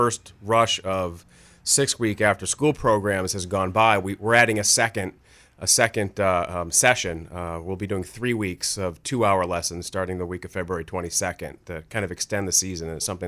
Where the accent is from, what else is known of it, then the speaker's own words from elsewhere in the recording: Maine, United States; I'm from Maine. Well, where in Maine? Lost Valley. I learned to ski there.